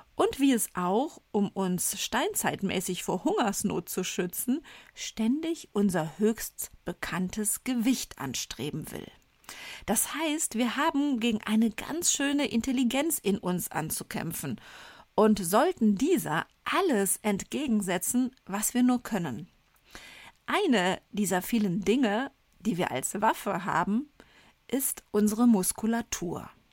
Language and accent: German; Rhineland, Germany; accent: Rhineland; damit ich als Rheinländerin mit der Aussprache des Wortes Sport, wir Rheinländer sprechen das R ja gerne mal ch aus